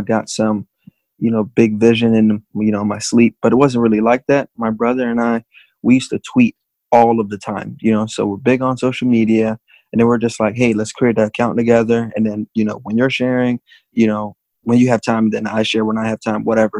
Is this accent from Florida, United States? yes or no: yes; Miami, Florida, United States; born and raised in Miami